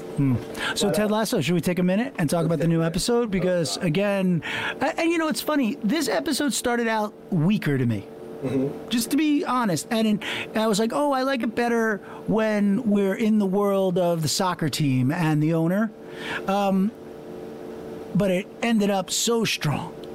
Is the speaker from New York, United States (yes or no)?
yes; Long Island, New York, United States; growing up in Long Island